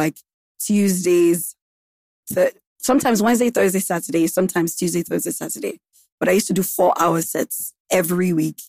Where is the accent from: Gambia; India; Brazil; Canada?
Gambia; moved away as an adult; now in Lagos, Nigeria; I grew up in Gambia. I lived in Gambia for like 15 years.